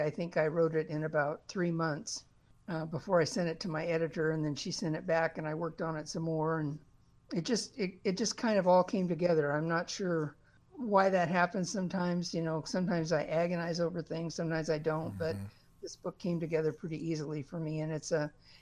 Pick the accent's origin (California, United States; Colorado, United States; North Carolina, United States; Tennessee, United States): Colorado, United States; now in Oregon, United States; I grew up in the Rocky Mountains, and I think once you grow up in the mountains, you never get that out of you